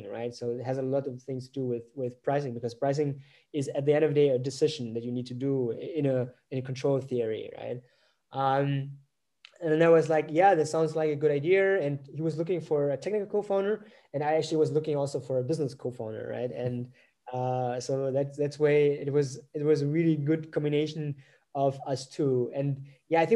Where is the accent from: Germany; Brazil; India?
Germany; I'm not from Vietnam, I'm from Germany